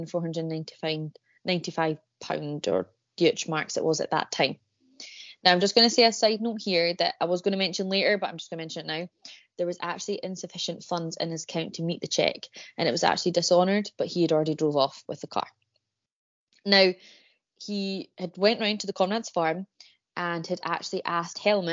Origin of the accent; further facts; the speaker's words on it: Edinburgh, Scotland, United Kingdom; I was born and raised in Edinburgh